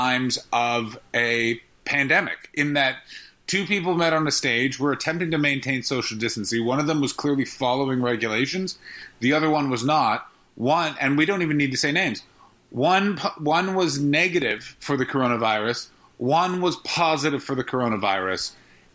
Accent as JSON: {"language": "English", "country": "Canada", "tie": "born or raised there", "said": "I grew up in Canada"}